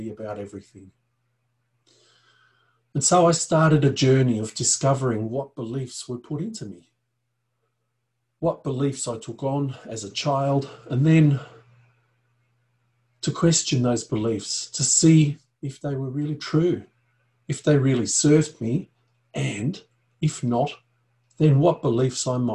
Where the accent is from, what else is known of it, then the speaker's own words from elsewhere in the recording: Austria; I was born in the Alps in Europe, in Austria to be precise.